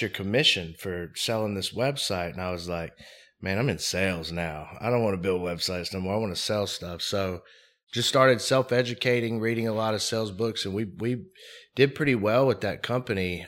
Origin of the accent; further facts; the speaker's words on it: Mobile, Alabama, United States; I grew up in Mobile, Alabama